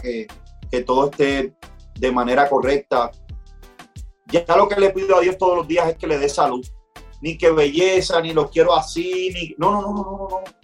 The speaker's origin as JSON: {"language": "Spanish", "country": "Puerto Rico", "said": "yo soy un, un boricua rapero que vivo en las montañas de Puerto Rico"}